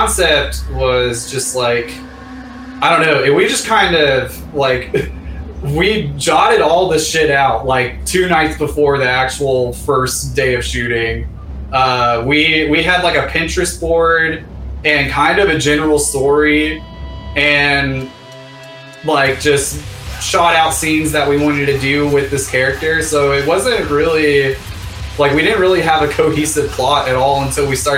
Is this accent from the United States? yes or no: yes; Hiram, Georgia, United States; I went back to my hometown in Hiram, Georgia